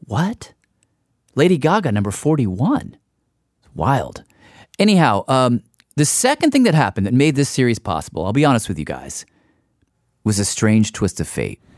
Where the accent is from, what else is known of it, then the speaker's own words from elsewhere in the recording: Tennessee, United States; now in New York, United States; I grew up in Tennessee